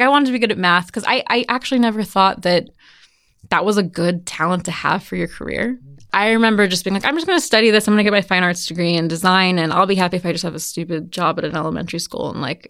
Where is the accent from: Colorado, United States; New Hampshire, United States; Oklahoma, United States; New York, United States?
Colorado, United States; Evergreen; also born or lived in Walnut Creek, California; I grew up in Evergreen, but I was born in California.